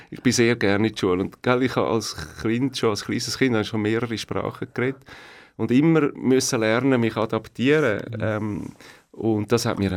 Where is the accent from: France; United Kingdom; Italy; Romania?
United Kingdom; Leeds, Yorkshire and the Humber; born there; German is a second language; also born or lived in Belgium; Geboren in Leeds, das ist ähm, Nordengland, in dem Kohlegürtel und Stahlgürtel. Oben, oh, äh. oben Eigentlich oben in der Mitte von, von England. Und ähm, aufgewachsen dann äh, im ersten halben Jahr an verschiedenen Orten. Wir sind dann in Belgien, gewesen